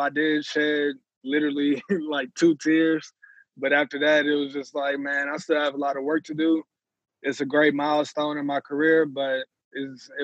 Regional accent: Dallas, Texas, United States; moved away as an adult; also born or lived in Tulsa; SMU, I mean, with them being my hometown

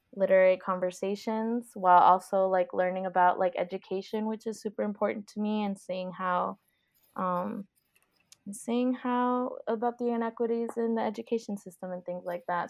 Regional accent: Miami, Florida, United States; moved away; I'm from, um, Miami, which is South Florida

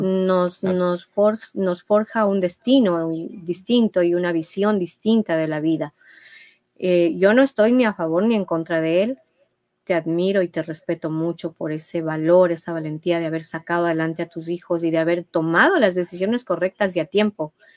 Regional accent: Ecuador; como ecuatorianos

